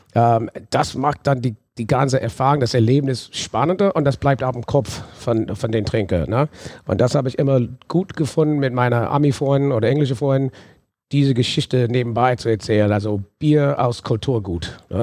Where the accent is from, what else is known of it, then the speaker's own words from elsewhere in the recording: New Orleans, Louisiana, United States; German is a second language; moved away as an adult; now in Germany; ich bin in New Orleans aufgewachsen, habe aber deutsche Wurzeln